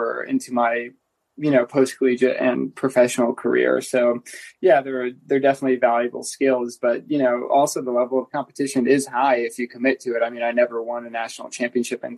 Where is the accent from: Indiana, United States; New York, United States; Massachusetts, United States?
Indiana, United States; moved away as an adult; now in Boulder, United States; I'm from Indiana